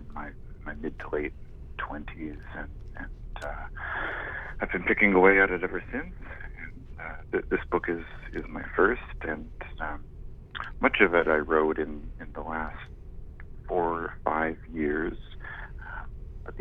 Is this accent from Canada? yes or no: yes; Victoria, British Columbia, Canada; moved away as an adult; also born or lived in Vancouver / Toronto; I grew up in Victoria, and I went to university in Vancouver